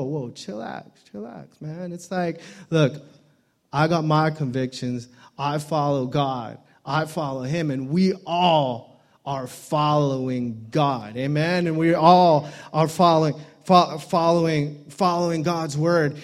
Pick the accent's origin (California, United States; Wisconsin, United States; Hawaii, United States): Hawaii, United States; I'm from Hawaii